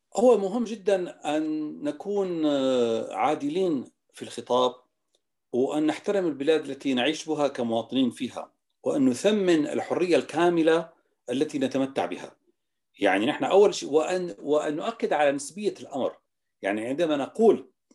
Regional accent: Damascus, Damascus Governorate, Syria; moved away as an adult; also born or lived in Timișoara, Romania; now in Vienna, Austria; من مواليد دمشق 1961 من عائلة دمشقية

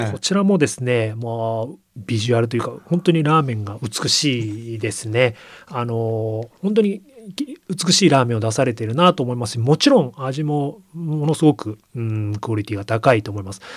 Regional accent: Yokohama, Kanagawa, Japan; 生まれ育った横浜

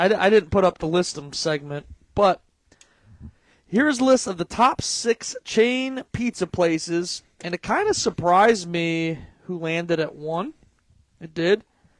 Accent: Eastlake, United States; I grew up in Eastlake.

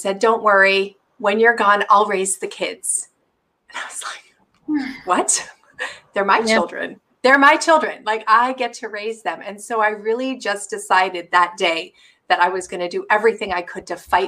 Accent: Canada; now in Seattle, United States; So we're Canadian

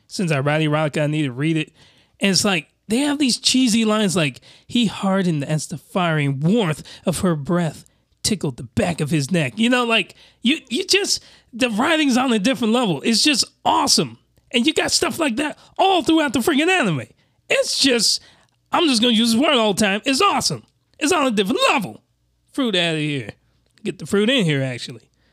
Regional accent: United States; a Westerner like myself, I'm American.

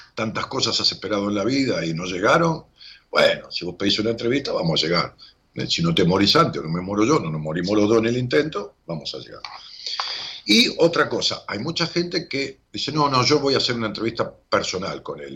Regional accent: Ramos Mejía, Buenos Aires Province, Argentina; yo nací pegado en Ramos Mejía, pegado a una localidad que se llama Ingeniero.

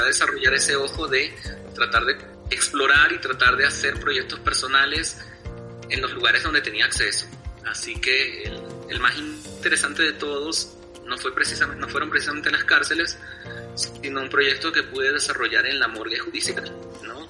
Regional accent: Venezuela; moved away as an adult; also born or lived in Bolivia; now in La Paz, Bolivia; yo tuve la niñez y la adolescencia viviendo en otro país, ¿no? Yo me crié en Venezuela y, este, volví aquí a Bolivia a los 18

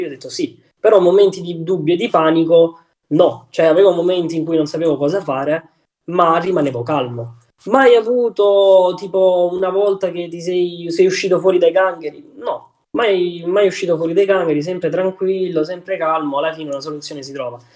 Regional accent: Southern Italy, Italy; moved away as an adult; io essendo un terrone doc non ero abituato al freddo del nord

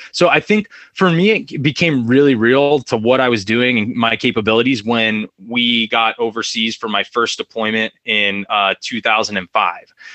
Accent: Fresno, California, United States; also born or lived in Orange County, California; I'm from a, a, place called Fresno, California. It's right in the middle of California. I was actually born in Orange County. Um, was there till about two years old, and then uh, went up to Fresno.

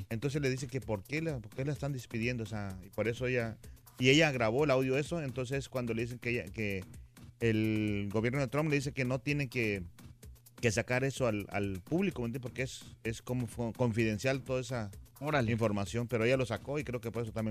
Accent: Acapulco, Guerrero, Mexico; moved away; en Acapulco, ya en mi pueblo

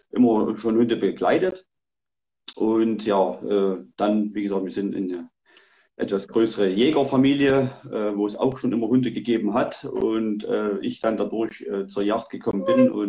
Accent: Saxony, Germany; ich komme aus Sachsen, no, genau, bin 40 Jahre alt

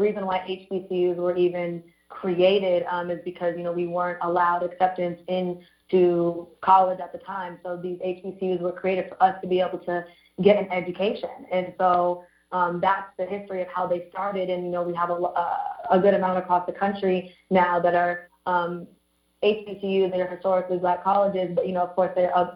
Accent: Orange County, California, United States; I lived in Orange County my entire life, grew up there

